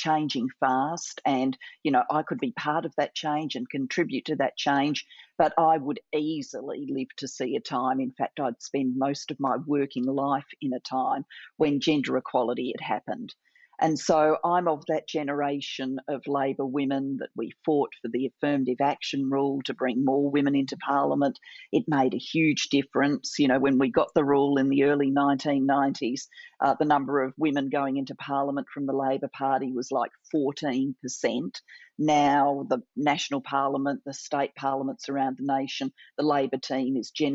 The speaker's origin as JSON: {"language": "English", "town": "Adelaide", "region": "South Australia", "country": "Australia", "tie": "born or raised there", "said": "I'm sitting in my hometown of Adelaide, Australia. This is where I grew up"}